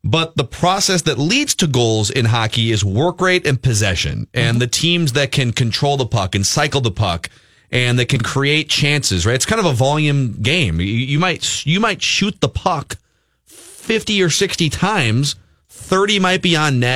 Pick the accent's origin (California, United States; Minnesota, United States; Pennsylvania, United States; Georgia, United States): Minnesota, United States; I am born and bred in Minnesota